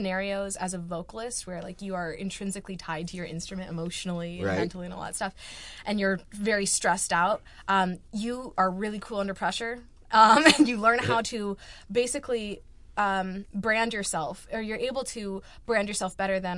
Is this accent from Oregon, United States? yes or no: yes; Bend, Oregon, United States; now in Rochester, United States; as a kid from rural Oregon